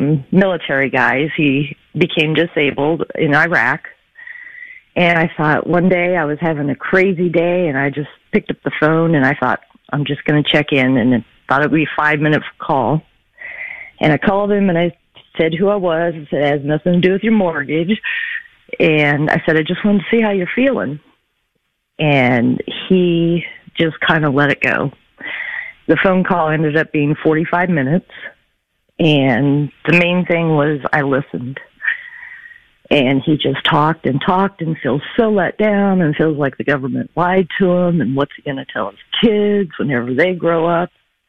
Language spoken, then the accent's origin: English; United States; And as American, just a civilian, I don't know what to do.